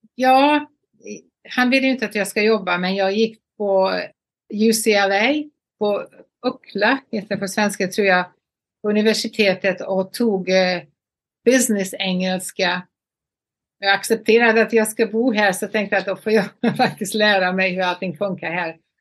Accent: Borås, Västra Götaland, Sweden; moved away as an adult; also born or lived in Los Angeles, United States; now in Palm Beach, United States; Borås var min hemstad

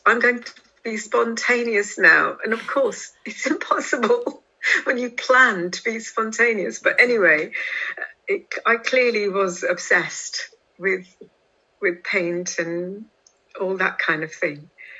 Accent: India; now in London, United Kingdom; You know, trying to assert myself as an Indian wasn't really on my mind.

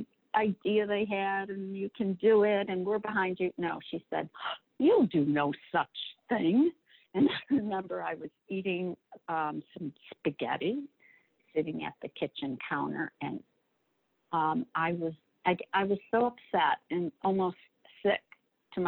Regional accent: Warren, Michigan, United States; I grew up in Warren, Michigan, from a big Italian family, parents, no college.

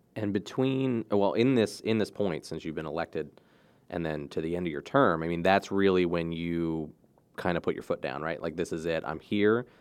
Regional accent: Cecil County, Maryland, United States; I grew up in Cecil County

